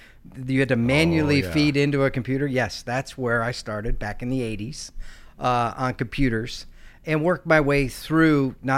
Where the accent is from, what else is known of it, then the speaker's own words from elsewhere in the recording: Michigan, United States; So I'm originally from Michigan, spent 21 years in the Marine Corps.